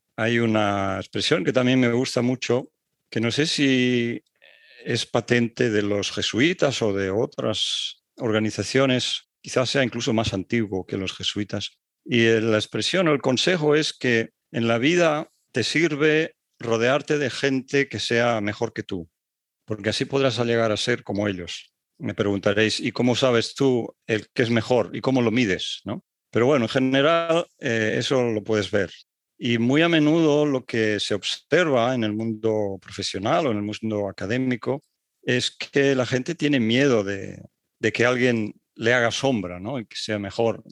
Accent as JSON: {"language": "Spanish", "town": "Barcelona", "region": "Catalonia", "country": "Spain", "tie": "born or raised there", "also_born_or_lived": "Paris, France / Strasbourg, France / Netherlands", "moved": "as an adult", "said": "En la época en la que yo viví y me crié en España no era fácil salir fuera"}